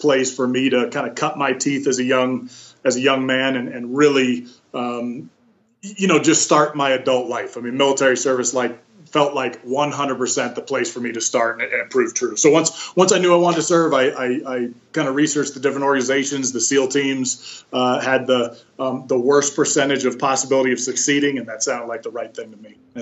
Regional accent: Bay Area, California, United States; I grew up in the Bay Area, California, south of San Francisco

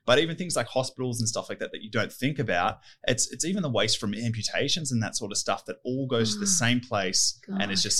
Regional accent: Richmond, New South Wales, Australia; I grew up in Richmond, Windsor, Western Sydney. Spent all my schooling life there.

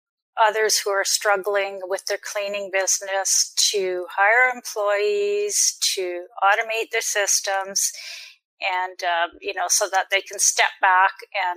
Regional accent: Grand Forks, British Columbia, Canada; I grew up in British Columbia in a Dukobor community in Grand Forks, British Columbia.

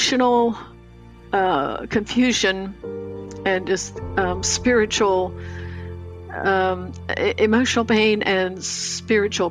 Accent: Lancaster County, Pennsylvania, United States; I grew up in an Amish home in Lancaster County, Pennsylvania.

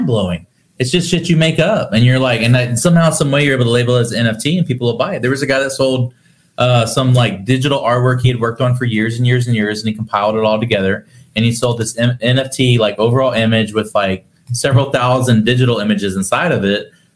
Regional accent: Texas, United States; I'm from Texas

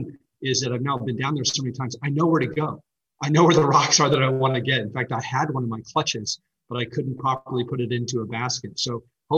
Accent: United States; being an American

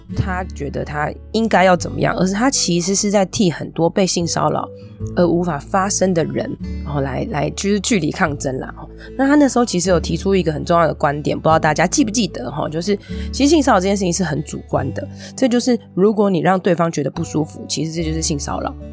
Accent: Taiwan; 我们台湾人

